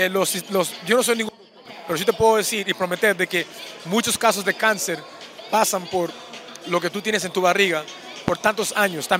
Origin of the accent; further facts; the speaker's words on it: Peru; now in United States; representando mi país, Perú, porque nací en Perú